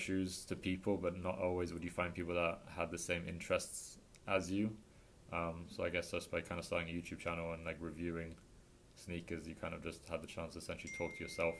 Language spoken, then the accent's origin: English; England, United Kingdom; moved away as an adult; also born or lived in Australia / Sweden; now in Miami, United States; I grew up in England, went to school in England till I was 18.